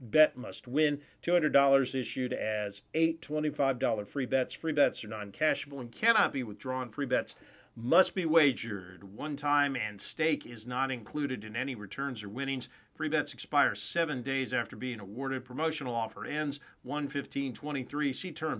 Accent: Mobile, Alabama, United States; Let's just say that growing up in Mobile is like growing up in a bad William Faulkner novel.

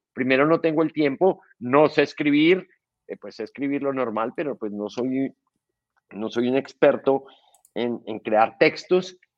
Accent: Colombia; soy un colombiano

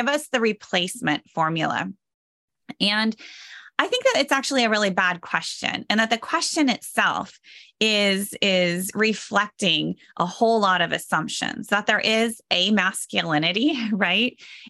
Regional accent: United States; so as a historian, as an American historian, I think it's really important to analyze evangelicalism and these evangelical works in the context of what else is going on in American history

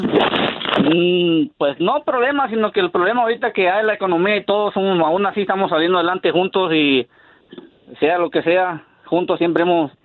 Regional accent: Mexico; como uno mexicano

